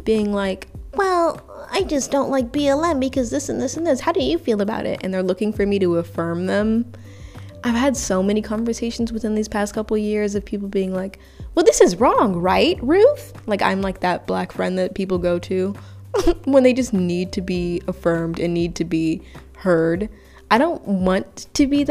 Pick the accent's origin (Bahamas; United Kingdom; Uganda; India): Uganda; now in United States; I was primarily born and raised in Africa